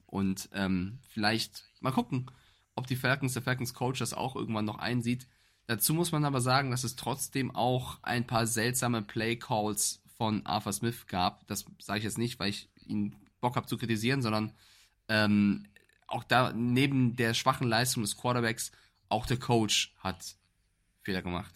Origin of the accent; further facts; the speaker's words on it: Germany; Ich als Europäer, als Deutscher